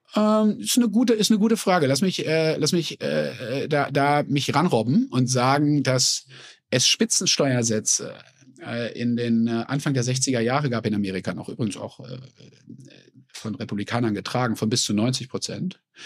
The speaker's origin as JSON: {"language": "German", "area": "Sauerland", "region": "North Rhine-Westphalia", "country": "Germany", "tie": "born or raised there", "moved": "as an adult", "lives_now": "United States", "said": "Also ich bin ja in den 70er Jahren in einem gesunden sozialdemokratischen Haushalt im Sauerland groß geworden"}